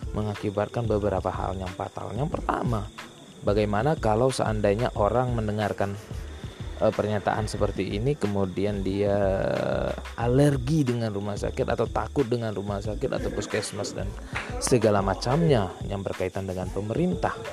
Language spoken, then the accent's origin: Indonesian; Aceh, Indonesia; pengobatan-pengobatan di kampung saya sendiri ya di kampung saya di Aceh itu biasanya ketika pengobatan itu diadakan di bukan di lembaga pemerintahan